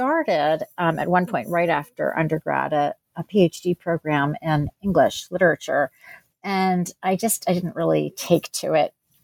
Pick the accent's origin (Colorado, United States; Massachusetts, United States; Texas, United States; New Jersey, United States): New Jersey, United States; also born or lived in Pennsylvania; So I was born in New Jersey and grew up there and in Pennsylvania.